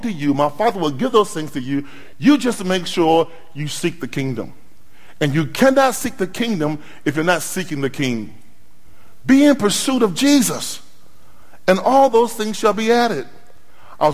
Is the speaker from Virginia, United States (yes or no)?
yes; Norfolk, Virginia, United States; I drove from my hometown of Norfolk, Virginia